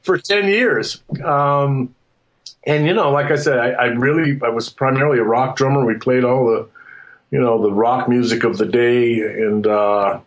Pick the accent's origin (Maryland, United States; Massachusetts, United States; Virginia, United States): Massachusetts, United States; Western; I'm from Western Massachusetts, and I'm a child of the 60s